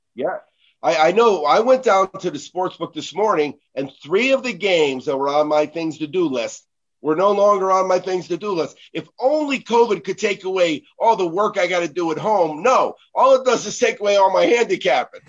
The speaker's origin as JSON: {"language": "English", "town": "San Diego", "region": "California", "country": "United States", "said": "I'm from San Diego, so I watched Philip Rivers, whether I wanted to or not"}